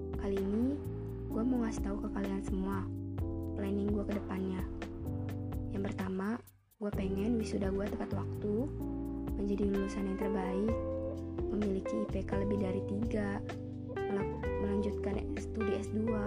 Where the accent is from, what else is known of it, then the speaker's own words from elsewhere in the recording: Bandar Lampung, Lampung, Indonesia; Gue lahir di kota Bandar Lampung, tanggal 30 April 2003. Gue tinggal di Bandar Lampung